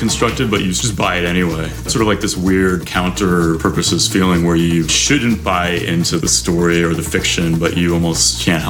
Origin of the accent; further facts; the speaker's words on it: New York City, New York, United States; I grew up in New York. I grew up in Manhattan, actually.